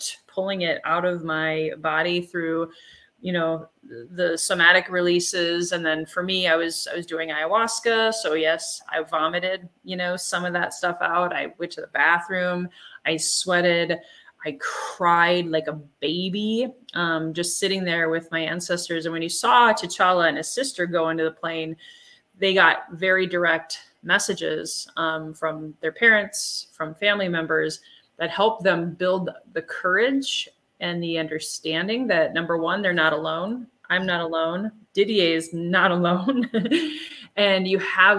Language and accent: English; Germany; I'm from Germany, from Europe